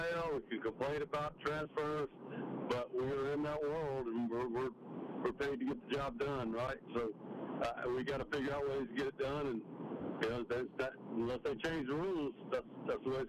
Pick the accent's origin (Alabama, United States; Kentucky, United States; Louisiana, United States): Alabama, United States; Mobile; born or raised there; now in Mississippi, United States